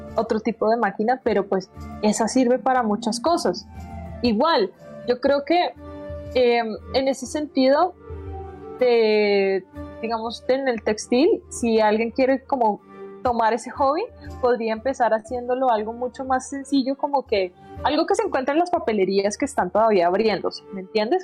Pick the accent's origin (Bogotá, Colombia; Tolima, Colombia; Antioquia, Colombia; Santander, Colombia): Santander, Colombia; Bucaramanga; yo soy de Bucaramanga. Yo no sé, eh, en Bucaramanga no teníamos tantos canales, literalmente era la parabólica.